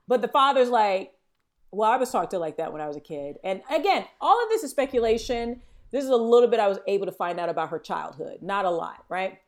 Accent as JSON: {"language": "English", "region": "Florida", "country": "United States", "tie": "born or raised there", "said": "growing up in Florida"}